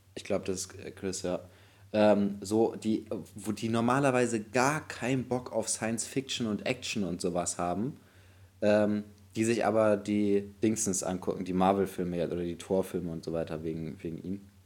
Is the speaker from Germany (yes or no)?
yes; Bremen, Germany; bei uns in Bremen